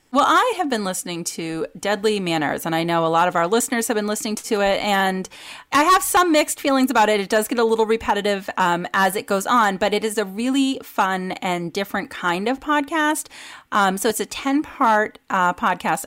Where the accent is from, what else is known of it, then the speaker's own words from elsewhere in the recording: Vermont, United States; I grew up in Vermont with limited media access